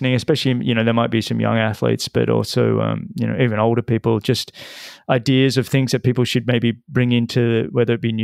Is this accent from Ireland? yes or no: no; Australia